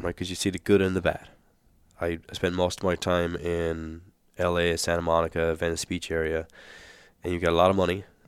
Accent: Ireland; moved away as an adult; also born or lived in New Zealand / Australia; now in Phoenix, United States; I'm born and raised in Ireland.

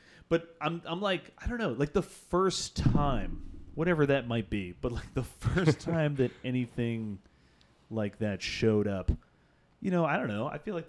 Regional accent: United States; this is the country that we're born and raised in.

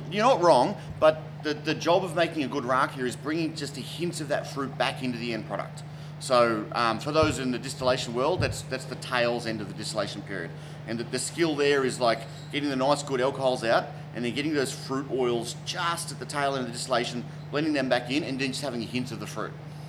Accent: Queensland, Australia; now in Melbourne, Australia; So I came to Melbourne from Queensland, and I moved into the western suburbs of Melbourne

